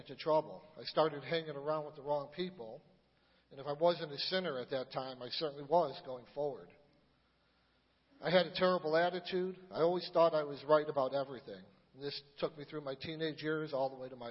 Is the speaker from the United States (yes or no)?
yes; Niles, United States; I grew up in Niles.